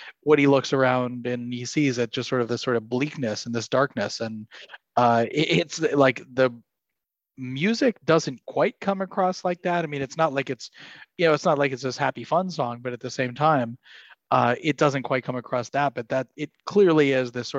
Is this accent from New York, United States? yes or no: no; Ann Arbor, Michigan, United States; I grew up in, I was born in Ann Arbor, Michigan, and my Aunt Kathy, who I have to give a shout out to because she is a loyal listener of the show, used to drive me to Montessori school